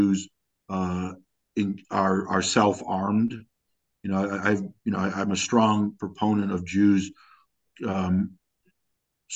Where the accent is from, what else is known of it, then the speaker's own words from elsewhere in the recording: New York City, New York, United States; moved away as an adult; now in Jerusalem; I grew up in the Bronx